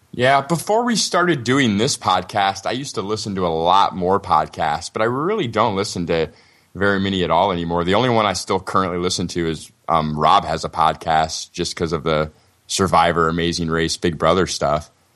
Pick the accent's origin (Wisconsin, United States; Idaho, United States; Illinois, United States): Illinois, United States; Peoria; I've been in Peoria my whole life too